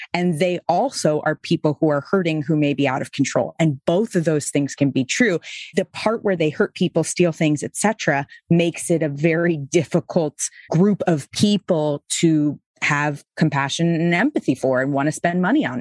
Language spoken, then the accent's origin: English; Boston, Massachusetts, United States; moved away; I was Episcopal, I was from Boston